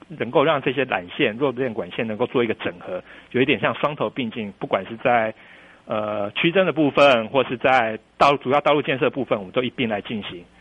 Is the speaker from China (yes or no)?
no; Taiwan; also born or lived in New Taipei; now in Kinmen, Taiwan; 我，我是台湾人